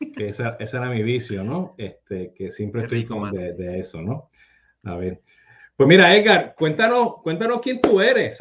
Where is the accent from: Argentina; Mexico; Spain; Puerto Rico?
Puerto Rico; moved away; cuando ya salí de Puerto Rico